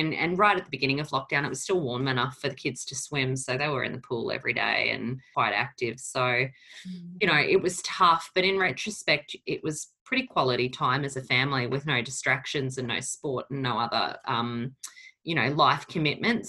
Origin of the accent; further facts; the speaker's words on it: Brisbane, Queensland, Australia; also born or lived in Portugal; I came to Australia when I was 3 years old, and my family, obviously, we came from Portugal